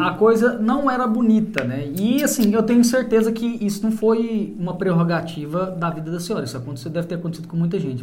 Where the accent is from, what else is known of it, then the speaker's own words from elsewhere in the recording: Caldas Novas, Goiás, Brazil; also born or lived in Goiânia; eu nasci em Goiânia, mas fui criado no interior que é Caldas Novas